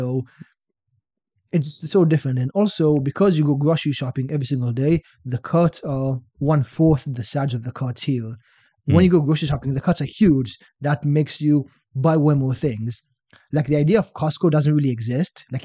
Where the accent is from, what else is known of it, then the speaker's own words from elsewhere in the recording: Shenzhen, Guangdong, China; Was it? Uh, Shenzhen. It's like by Hong Kong, 40 million people.